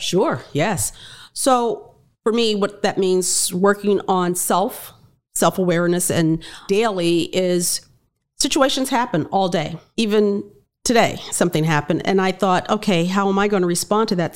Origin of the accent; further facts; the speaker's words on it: Miami, Florida, United States; I'm black, I'm a female, I grew up in Liberty City